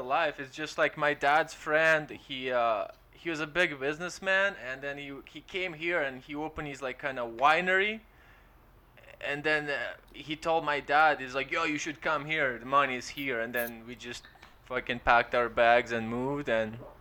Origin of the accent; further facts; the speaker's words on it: Ukraine; English is a second language; now in London, Canada; we're Ukrainian